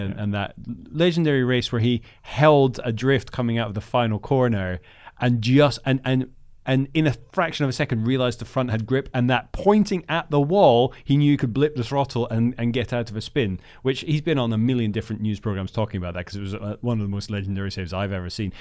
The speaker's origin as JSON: {"language": "English", "country": "Netherlands", "tie": "born or raised there", "moved": "yes", "said": "I grew up in the Netherlands"}